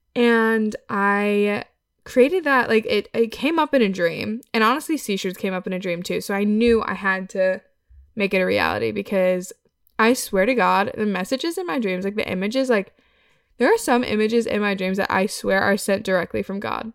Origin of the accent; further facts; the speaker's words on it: Wisconsin, United States; I'm from Wisconsin